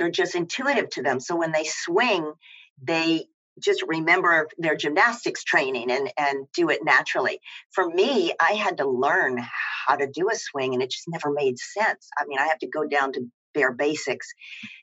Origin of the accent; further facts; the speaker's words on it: Tennessee, United States; moved away as an adult; also born or lived in New York; I grew up in Tennessee